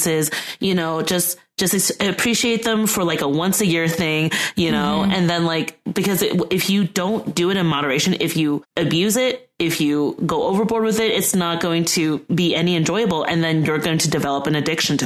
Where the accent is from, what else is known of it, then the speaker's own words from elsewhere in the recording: Netherlands; I come from the Netherlands.